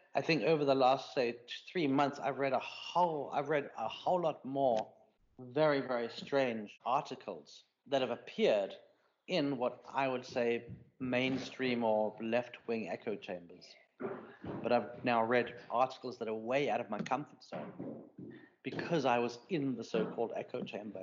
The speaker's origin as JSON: {"language": "English", "country": "South Africa", "tie": "born or raised there", "moved": "yes", "said": "my reaction to being South African"}